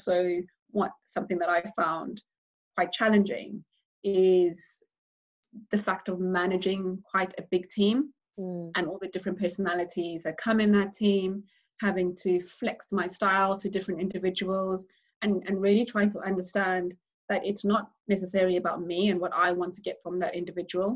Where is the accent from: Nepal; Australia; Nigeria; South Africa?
South Africa; moved away as an adult; now in United Kingdom; being a South African, I think I took for granted how candid we are back home